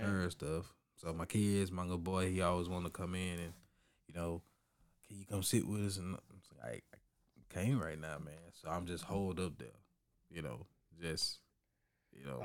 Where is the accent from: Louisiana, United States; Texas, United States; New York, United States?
Texas, United States; Orange; growing up in Orange